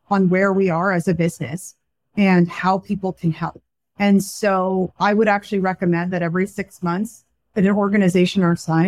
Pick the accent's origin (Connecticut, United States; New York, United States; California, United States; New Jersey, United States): California, United States; Silicon Valley; I grew up in Silicon Valley